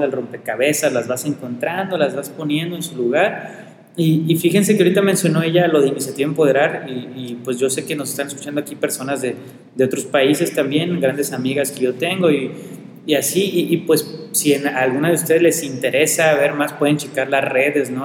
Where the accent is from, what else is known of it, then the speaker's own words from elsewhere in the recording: Colima, Mexico; Principalmente ahorita de Colima, que es donde yo vivo, donde yo nací, donde yo amo y donde yo quiero estar.